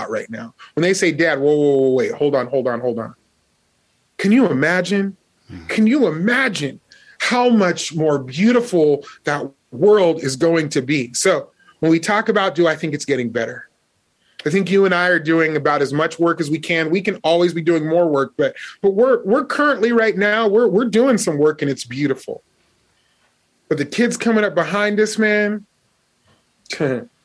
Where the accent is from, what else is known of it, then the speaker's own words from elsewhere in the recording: Las Vegas, Nevada, United States; Growing up in Las Vegas, we used to do fire drills